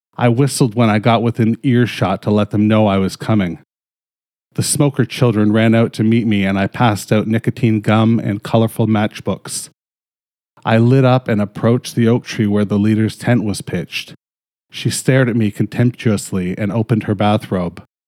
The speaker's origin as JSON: {"language": "English", "country": "Canada", "said": "I'm fucking Canadian"}